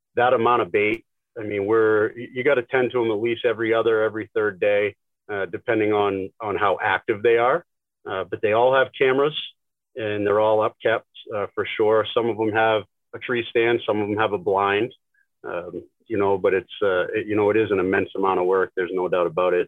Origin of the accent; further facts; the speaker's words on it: Northern New Hampshire, United States; we grew up in Northern New Hampshire